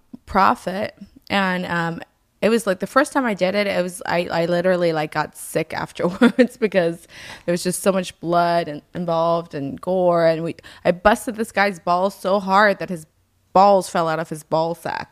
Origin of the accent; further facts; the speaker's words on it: Germany; I grew up in Germany, or I lived on and off a lot in Germany, and it was always so fucking cold.